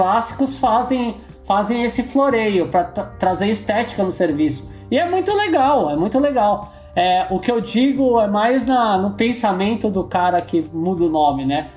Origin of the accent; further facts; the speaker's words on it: São Paulo, Brazil; eu sou da Zona Leste, minha mulher é da Zona Norte